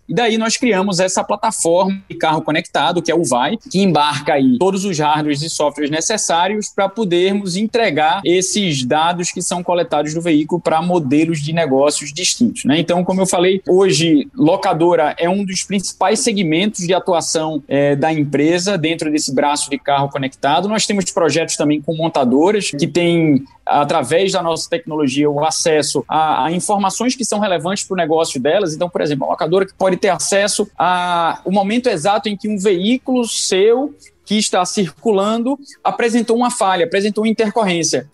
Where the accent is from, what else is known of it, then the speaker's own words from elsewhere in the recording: Pernambuco, Brazil; accent: Pernambucano; meu sotaque não, não, não me deixa negar que eu sou que eu sou pernambucano